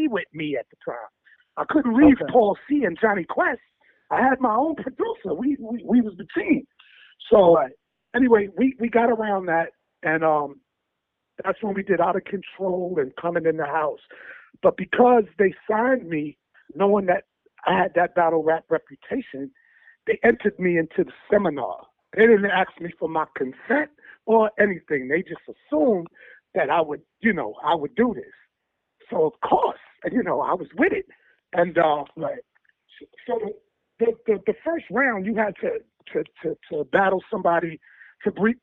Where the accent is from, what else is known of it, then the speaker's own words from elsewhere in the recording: New York City, New York, United States; I was from Queens